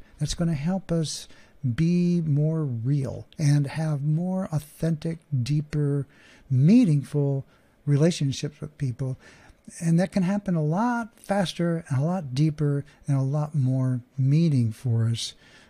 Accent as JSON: {"language": "English", "region": "Oklahoma", "country": "United States", "tie": "born or raised there", "said": "there's a thing called a Southern accent, and I grew up in Oklahoma. And so while that's not exactly a Southern one, it is definitely one, and it's one that I know pretty darn well, because I was there."}